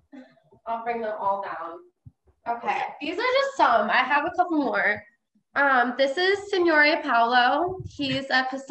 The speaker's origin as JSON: {"language": "English", "town": "Menasha", "region": "Wisconsin", "country": "United States", "tie": "born or raised there", "moved": "as an adult", "lives_now": "Milwaukee, United States", "said": "I grew up in Menasha. Okay. So it's like in between Nina and Appleton."}